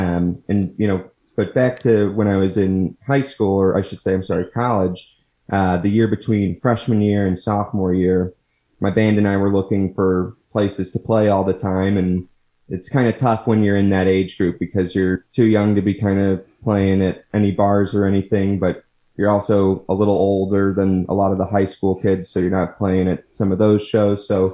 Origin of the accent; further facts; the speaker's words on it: Munster, Indiana, United States; Yeah, so I grew up in Munster, Indiana, lived there for my entire childhood, attended grade school at St. Thomas More, and then went to high school at Munster High School